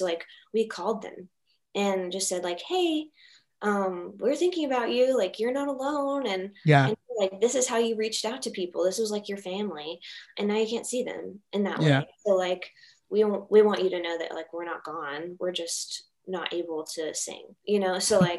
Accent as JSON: {"language": "English", "town": "Richmond", "region": "Virginia", "country": "United States", "tie": "born or raised there", "said": "Richmond Memorial Hospital."}